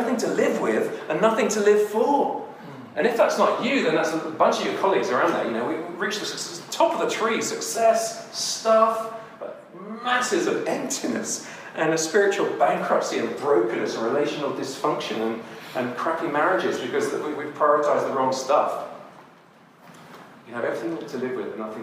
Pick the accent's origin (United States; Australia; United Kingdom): United Kingdom; moved away; also born or lived in Burundi; I'm a Brit.